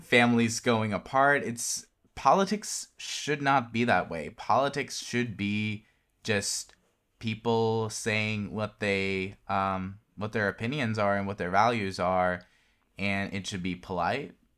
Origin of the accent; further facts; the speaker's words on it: Norway; I'm from Norway